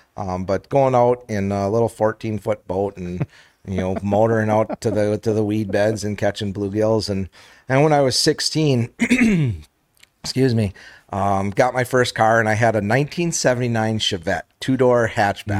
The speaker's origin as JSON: {"language": "English", "town": "Menasha", "region": "Wisconsin", "country": "United States", "tie": "born or raised there", "said": "I grew up in, uh, in Menasha"}